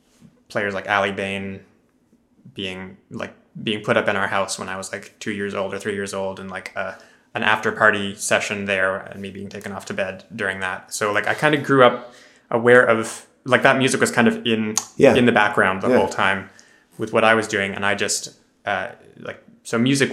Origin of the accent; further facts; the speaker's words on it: Boston, Massachusetts, United States; I was born in the Boston area